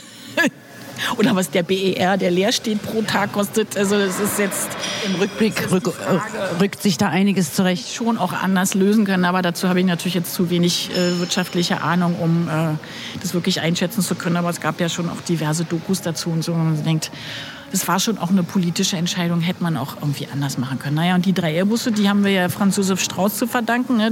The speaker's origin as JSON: {"language": "German", "region": "Berlin", "country": "Germany", "said": "ich bin Berlinerin"}